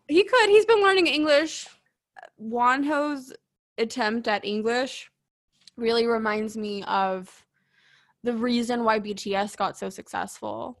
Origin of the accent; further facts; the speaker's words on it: Texas, United States; as a Texan